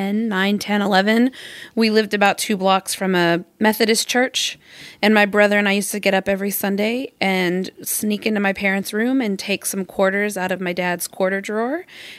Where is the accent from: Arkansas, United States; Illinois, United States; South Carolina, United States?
Arkansas, United States; I grew up in Arkansas.